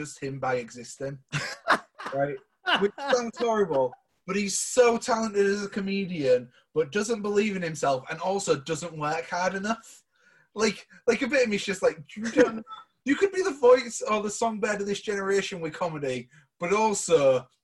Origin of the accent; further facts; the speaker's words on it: Hull, Yorkshire and the Humber, United Kingdom; I'm from Hull and I'm from a council estate